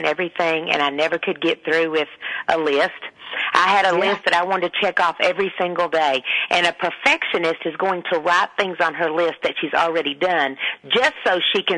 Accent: Texas, United States; accent: deep Southern; I do have a very deep Southern accent, and I always have

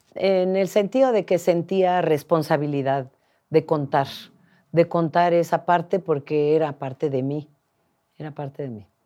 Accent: Mixteca region, Oaxaca, Mexico; also born or lived in United States; me regresé a, a unas montañas de la región mixteca, donde yo crecí

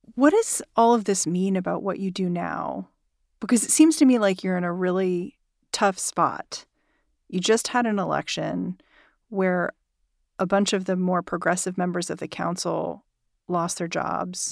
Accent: New York, United States; as a New Yorker

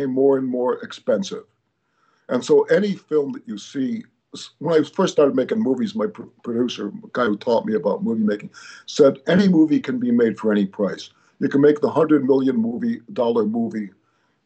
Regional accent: Chicago, Illinois, United States; now in Los Angeles, United States; I grew up in Chicago

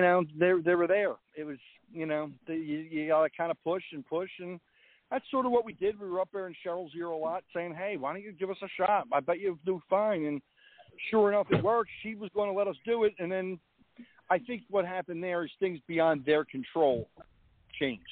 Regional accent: New Jersey, United States

